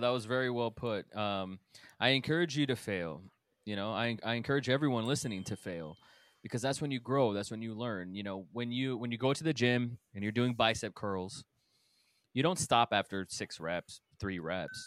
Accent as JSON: {"language": "English", "region": "Texas", "country": "United States", "moved": "yes", "said": "I'm from Texas."}